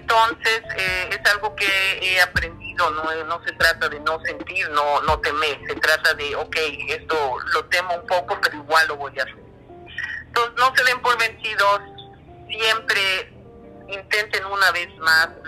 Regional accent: Mexico City, Mexico; moved away as an adult; now in Vancouver, Canada; Yo soy de México, de, la Ciudad de México

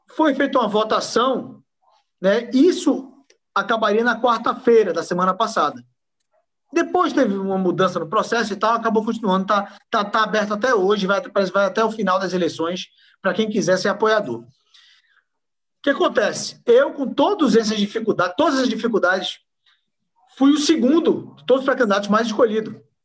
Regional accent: Pernambuco, Brazil; eu sou pernambucano

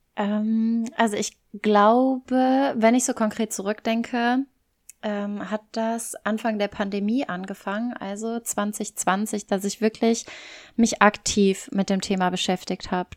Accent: German-speaking Community of Belgium, Wallonia, Belgium; moved away as an adult; also born or lived in Cologne, Germany; now in Barcelona, Spain; ich komme eigentlich aus Belgien, aus dem deutschsprachigen Teil, bin irgendwann vor ein paar Jahren nach Köln gezogen.

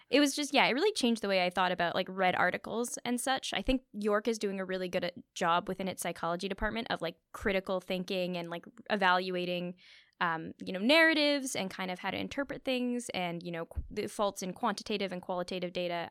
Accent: Thornhill, Ontario, Canada; I grew up in Thornhill

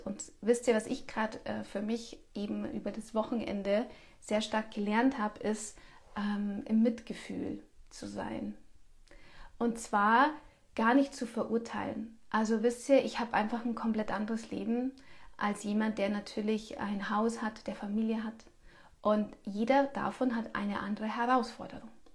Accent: Bavaria, Germany; bei uns in Bayern

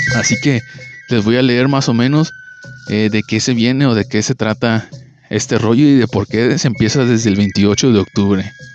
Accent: Mexico; todos los que somos de México

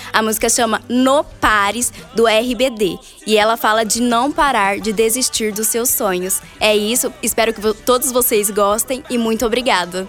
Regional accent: Cafelândia, São Paulo, Brazil; eu sou nascida em Cafelândia

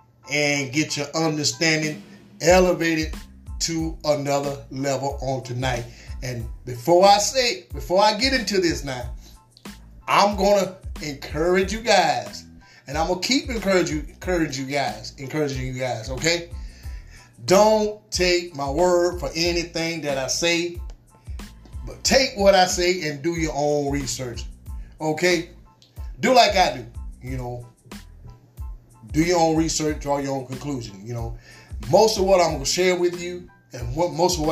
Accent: United States; my hometown folks right here in the Twin City

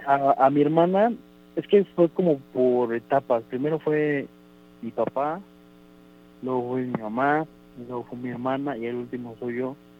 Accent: Orizaba, Veracruz, Mexico; yo soy de Orizaba, Veracruz.

